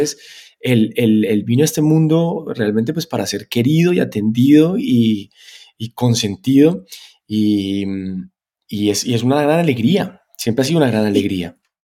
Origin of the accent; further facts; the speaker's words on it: Spain; moved away; also born or lived in Colombia; Yo, me crié en España. Yo me crié en un país que en ese momento además era muy de centro.